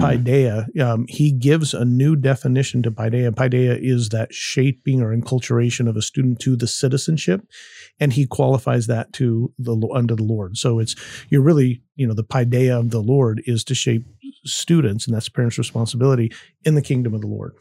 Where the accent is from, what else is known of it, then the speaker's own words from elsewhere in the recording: United States; I am an American